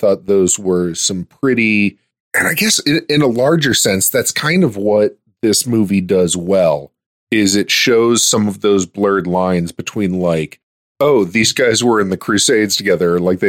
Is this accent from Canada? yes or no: no; Ireland; So, like, it's like, yes, I'm Irish.